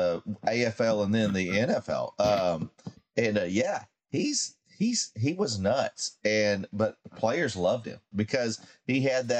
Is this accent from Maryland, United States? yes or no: no; Kansas City, Missouri, United States; Growing up in Kansas City